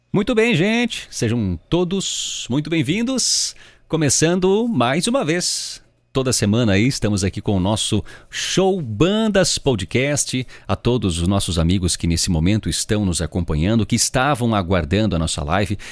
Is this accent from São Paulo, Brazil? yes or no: no; Rio Grande do Sul, Brazil; eu sou da região da fronteira oeste do estado, eu sou lá do Itaquina.